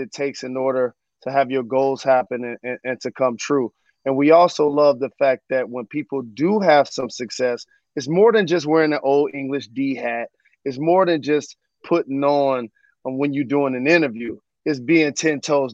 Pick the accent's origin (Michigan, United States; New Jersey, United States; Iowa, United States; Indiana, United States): Michigan, United States; Detroit; my hometown of Detroit